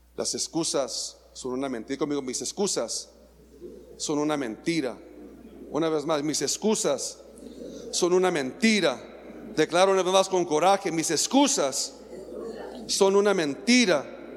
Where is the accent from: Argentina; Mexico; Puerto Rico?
Mexico; somos atrevidos, mexicanos atrevidos